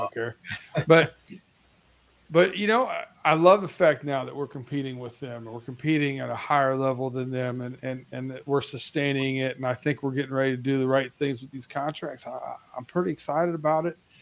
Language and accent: English; Lima, Ohio, United States; I grew up in Ohio in Lima, Ohio